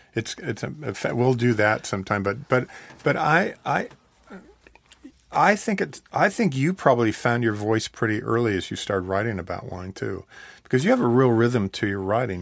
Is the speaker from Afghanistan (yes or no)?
no; Oregon, United States; moved away; also born or lived in Southern California; I grew up watching movies in Oregon